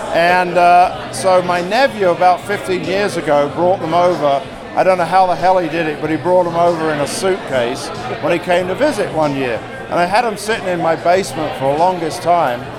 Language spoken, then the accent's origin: English; United Kingdom; now in United States; I'm the Brit.